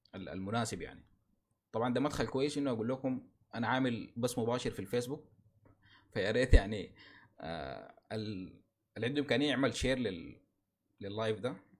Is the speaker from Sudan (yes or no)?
yes; Sudan; نحن كسودانيين